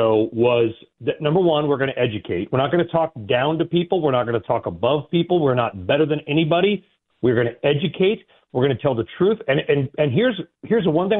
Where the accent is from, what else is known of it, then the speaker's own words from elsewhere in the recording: California, United States; I grew up in California.